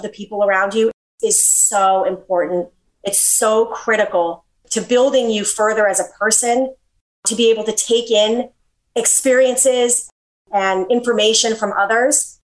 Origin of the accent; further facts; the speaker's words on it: Milton, Massachusetts, United States; moved away as an adult; now in Florida, United States; I grew up in Milton, Massachusetts, and my house was wonderful.